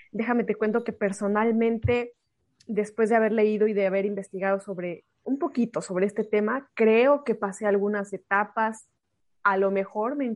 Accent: Mexico; moved away; soy una mexicana en el extranjero.

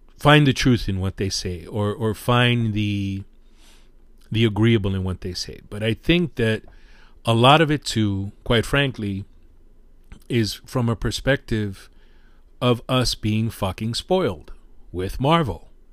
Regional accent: New York City, New York, United States; I'm a New Yorker

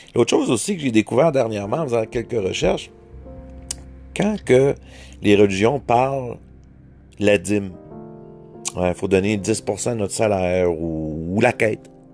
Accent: Quebec, Canada; accent: Québécois; mon accent

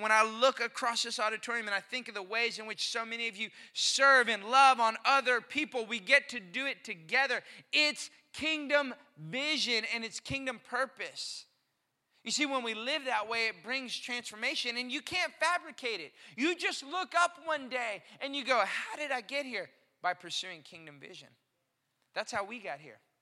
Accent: Austin, Texas, United States; now in McKinney, United States; growing up in Austin, Texas

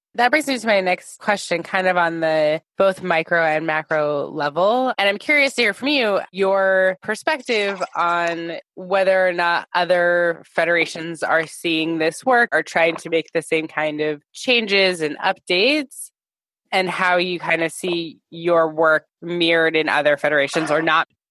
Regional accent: United States; I'm an American Jew.

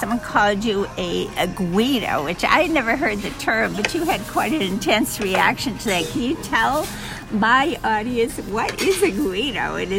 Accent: Massachusetts, United States; moved away; coming from Massachusetts and going to school in another state, and everyone said how funny I sound.

